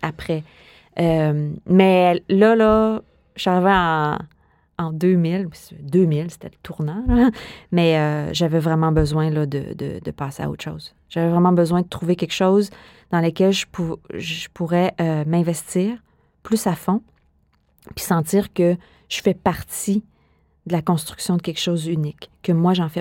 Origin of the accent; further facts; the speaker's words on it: Montreal, Quebec, Canada; moved away as an adult; also born or lived in Netherlands; moi, je viens de Montréal